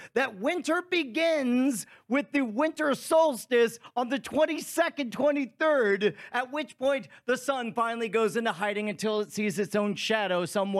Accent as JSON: {"language": "English", "region": "California", "country": "United States", "said": "I'm from California."}